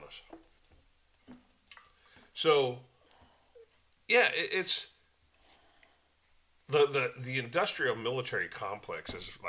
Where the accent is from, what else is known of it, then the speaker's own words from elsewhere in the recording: United States; We as Americans...